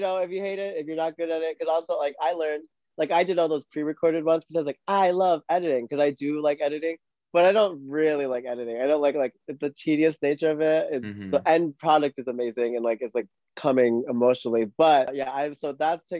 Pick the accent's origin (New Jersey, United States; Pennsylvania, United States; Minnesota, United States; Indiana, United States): Minnesota, United States; moved away; also born or lived in New York; my hometown of 3000 in Minnesota